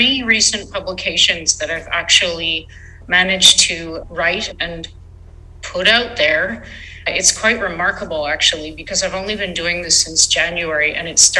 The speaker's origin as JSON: {"language": "English", "country": "Canada", "said": "I'm from Canada"}